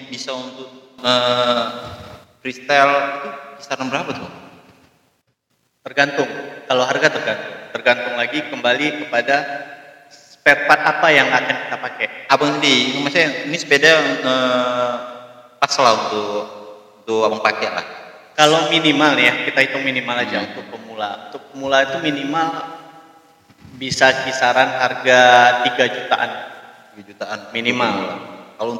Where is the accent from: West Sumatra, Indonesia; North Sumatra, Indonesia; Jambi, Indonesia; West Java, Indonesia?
West Sumatra, Indonesia; Padang; also born or lived in Aceh; Jadi mereka ketemu di sana, kami lahir Terus ke di Padangnya pindah ke Padang tahun 2000 akhir saat konflik lagi